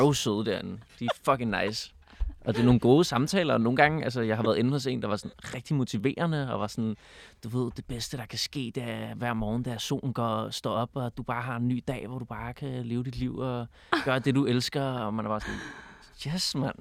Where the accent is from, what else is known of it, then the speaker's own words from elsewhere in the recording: Copenhagen, Capital Region of Denmark, Denmark; also born or lived in Berlin, Germany; jeg er født på Nørrebro, og så min far har været lærer på Bernadotteskolen, så jeg har gået